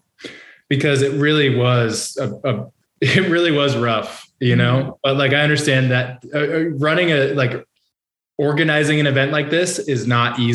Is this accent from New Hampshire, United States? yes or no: yes; New Hampshire, United States; I'm from New Hampshire